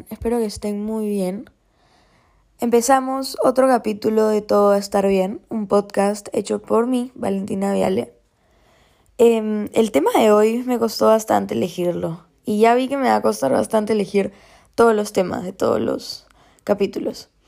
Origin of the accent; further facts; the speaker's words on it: Peru; Porque soy peruana, vivo en Perú, ¿no? He crecido en Perú